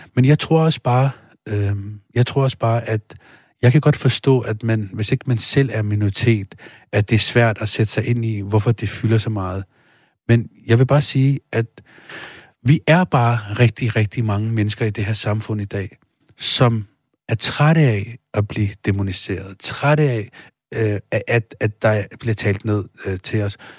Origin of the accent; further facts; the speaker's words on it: Denmark; Jeg kommer selv fra Stenbroen